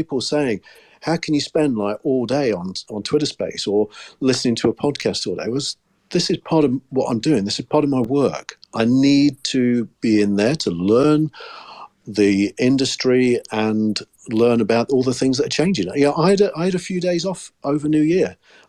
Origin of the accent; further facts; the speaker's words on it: United Kingdom; I was just being very British